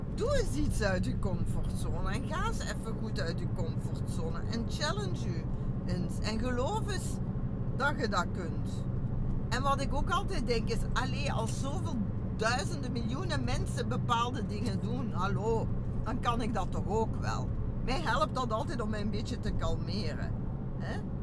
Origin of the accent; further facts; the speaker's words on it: Genk, Flanders, Belgium; also born or lived in Brussels; ik ben nu van Genk, van Zwarberg